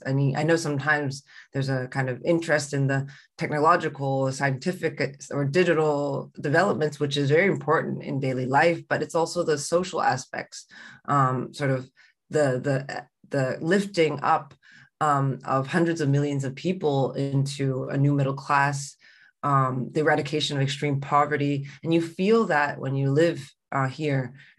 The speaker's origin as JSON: {"language": "English", "country": "Canada", "tie": "born or raised there", "also_born_or_lived": "Hong Kong / Shanghai", "moved": "as an adult", "lives_now": "Beijing, China", "said": "I'm from Hong Kong and grew up in the West in Canada and spent a lot of my adult years back in the global South"}